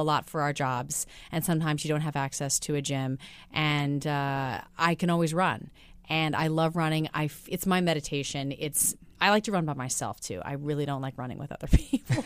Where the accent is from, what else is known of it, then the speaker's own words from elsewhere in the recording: Midwest, United States; moved away; I'm a girl from the Midwest